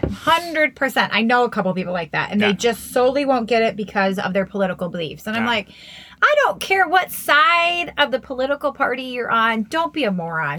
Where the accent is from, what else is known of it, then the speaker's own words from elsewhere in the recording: United States; now in Nevada, United States; Maryland and Virginia and DC, like my hometown